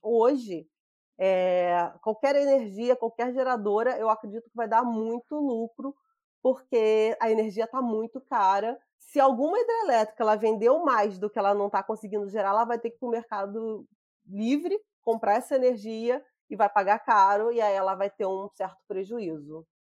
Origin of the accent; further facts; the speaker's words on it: Rio de Janeiro, Brazil; eu sou aqui do Rio, eu trabalhava na distribuição do Rio